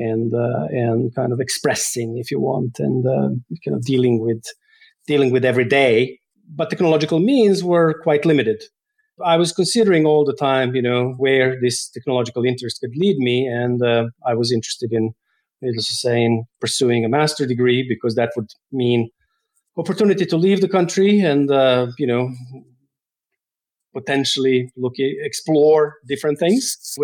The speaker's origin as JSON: {"language": "English", "town": "Novi Sad", "region": "Vojvodina", "country": "Serbia", "tie": "born or raised there", "also_born_or_lived": "San Francisco, United States", "moved": "as an adult", "lives_now": "Norway", "said": "I have started to study art at Art Academy in my hometown, Novi Sad"}